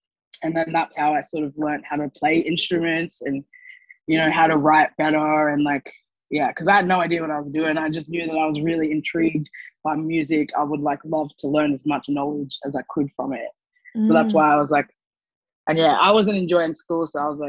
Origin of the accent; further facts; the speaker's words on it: Gold Coast, Queensland, Australia; I think that was the best way of coping growing up on the Gold Coast, because it was such a, you know, it was a very white place to live.